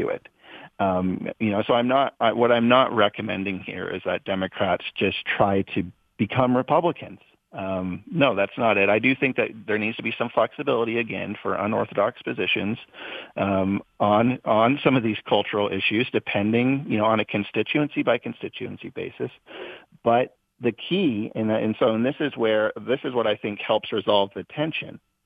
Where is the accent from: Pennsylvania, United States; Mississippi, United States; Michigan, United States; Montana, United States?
Montana, United States; my home state of Montana